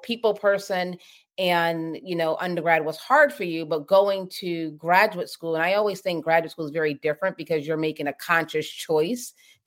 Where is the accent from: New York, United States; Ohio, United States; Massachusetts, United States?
Massachusetts, United States; Boston; I grew up in Boston, inner city